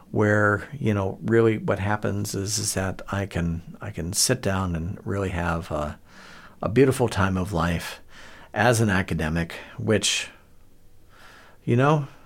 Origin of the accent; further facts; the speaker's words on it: Akron, Ohio, United States; born there; I was born in Akron, Ohio, um, land of … which is kind of frames things a bit.